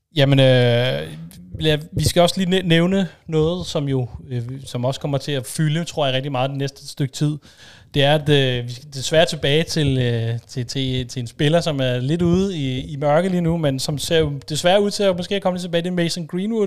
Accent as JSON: {"language": "Danish", "country": "Denmark", "said": "som dansker"}